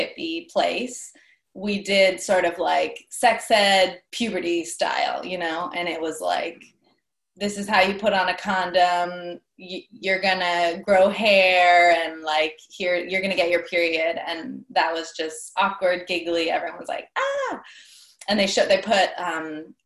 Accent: Bay Area, California, United States; I'm from the Bay Area

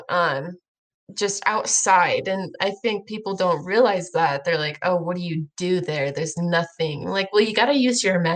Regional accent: Idaho, United States; I'm from Idaho

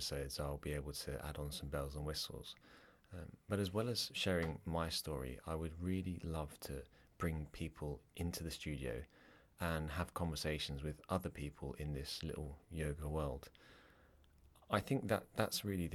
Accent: England, United Kingdom; accent: English; moved away as an adult; now in Ireland; I have an English accent. I was born in England. My parents are Irish. And when I grew up, I was pretty naughty in school.

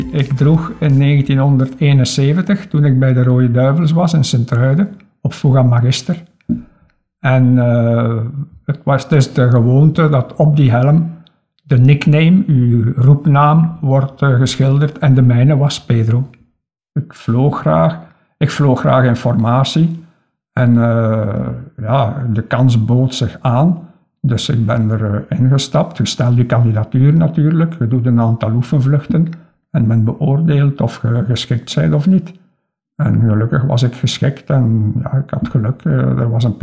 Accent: Kindu, Maniema, DR Congo; also born or lived in Lokandu / Bukavu; Ik heb gans mijn kindertijd in Congo doorgemaakt en ik eh, was zes jaar toen ik intern werd in het college in Bukavu. Eh, wij woonden toen in Kindu en in Lokandu

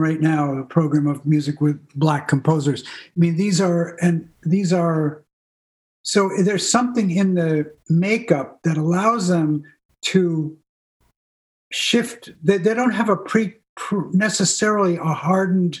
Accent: New England, United States; I grew up in New England, you know, and the idea was you were as self-reliant as possible

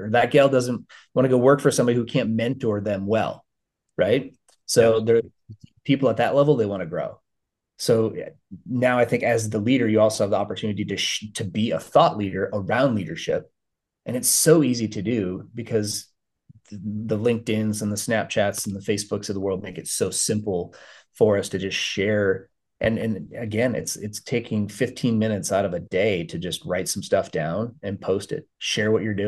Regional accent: Minnesota, United States; grew up in Minnesota, grew up as a Vikings fan

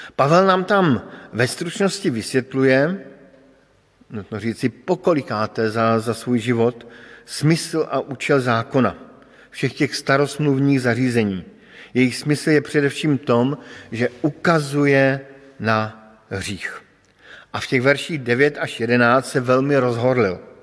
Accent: Bohemia, Czechia; moved away; pocházím z Čech

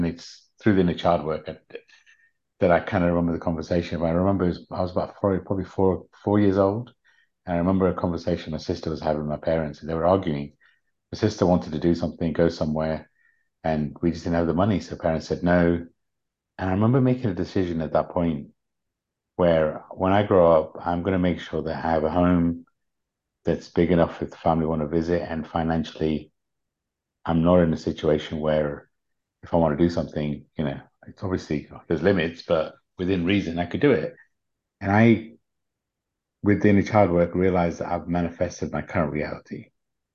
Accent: United Kingdom; born or raised there; also born or lived in Uganda

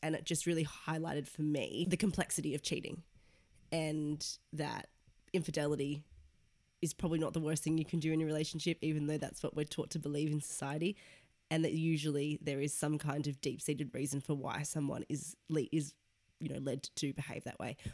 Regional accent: Sydney, New South Wales, Australia; moved away as an adult; now in London, United Kingdom; I am from Sydney, Australia, moved to London three years ago

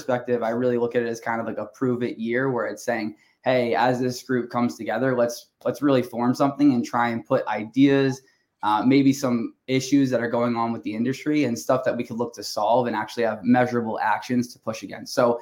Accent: Long Island, New York, United States; I'm from Long Island

